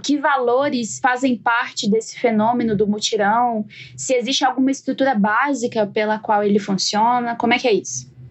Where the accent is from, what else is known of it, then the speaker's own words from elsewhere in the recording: Jataí, Goiás, Brazil; lá em Goiás, né, de onde eu venho